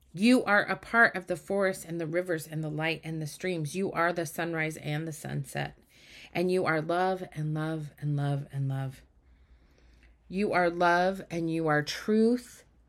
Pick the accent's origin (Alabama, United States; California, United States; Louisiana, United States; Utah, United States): Utah, United States; I grew up in Utah